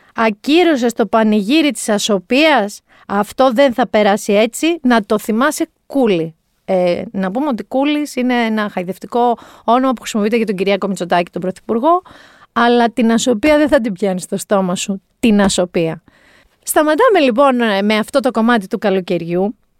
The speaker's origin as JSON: {"language": "Greek", "area": "Mani", "region": "Peloponnese", "country": "Greece", "said": "Εγώ κατάγαμε από ένα μέρο, είμαι από Μάνη"}